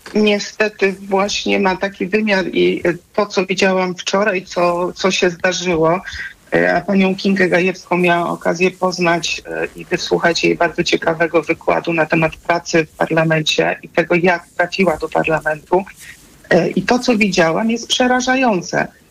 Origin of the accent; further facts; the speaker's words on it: Subcarpathian Voivodeship, Poland; ja jestem z Podkarpacia